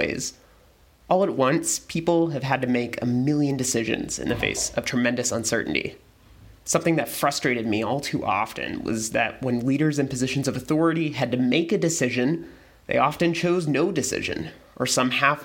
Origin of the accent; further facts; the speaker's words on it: Texas, United States; moved away; We're both from Texas